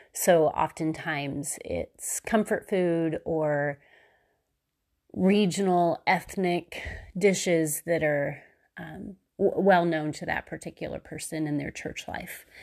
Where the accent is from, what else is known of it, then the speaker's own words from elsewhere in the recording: Missouri, United States; I was still in Missouri, just like I had been in my hometown